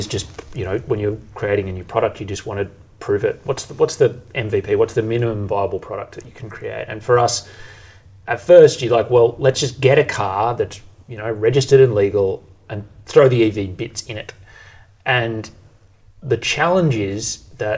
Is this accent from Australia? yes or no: yes; Bendigo, Victoria, Australia; growing up in Bendigo